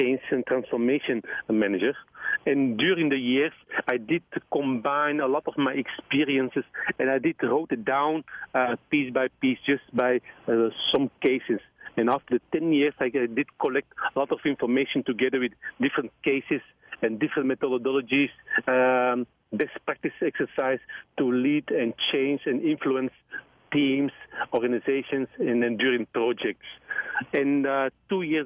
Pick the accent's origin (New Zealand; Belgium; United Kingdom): Belgium; I'm from Belgium